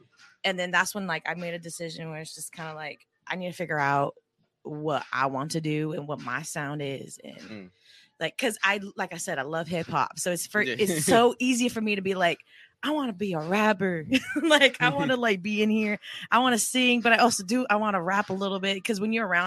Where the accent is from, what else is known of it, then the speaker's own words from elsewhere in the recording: Oceanside, California, United States; also born or lived in Escondido, California; growing up in Oceanside